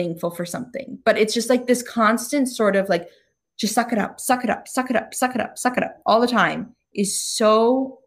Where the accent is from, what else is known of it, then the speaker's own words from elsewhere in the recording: United States; moved away as an adult; now in Australia; as an American